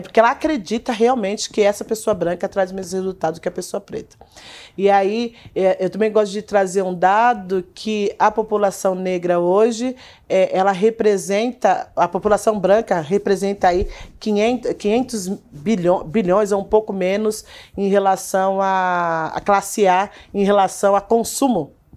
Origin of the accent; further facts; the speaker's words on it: Brazil; nós, enquanto brasileiros